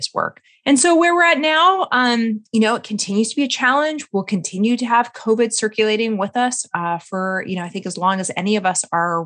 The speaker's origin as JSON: {"language": "English", "region": "Colorado", "country": "United States", "said": "I am from Colorado originally."}